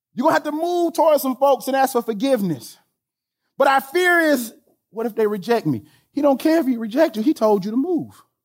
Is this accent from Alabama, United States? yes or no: yes; Alabama, United States; I'm from Alabama